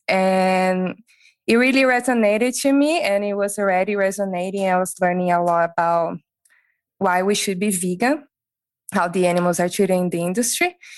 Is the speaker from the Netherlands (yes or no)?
no; Brazil; moved away as an adult; also born or lived in Europe / Sydney, Australia; I'm from Brazil and I already had an experience in Europe